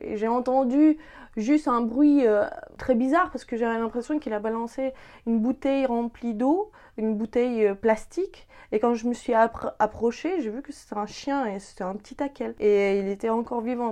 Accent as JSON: {"language": "French", "town": "Dnipro", "region": "Dnipropetrovsk Oblast", "country": "Ukraine", "tie": "born or raised there", "moved": "yes", "said": "mon enfance et de, de, mes origines. Hein, parce que je viens d'une ville industrielle ukrainienne qui s'appelle Dnipropetrovsk"}